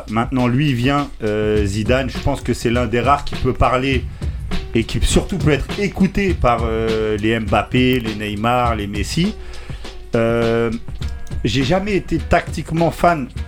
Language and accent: French; Paris, Île-de-France, France; Je suis parisien, je serais pour.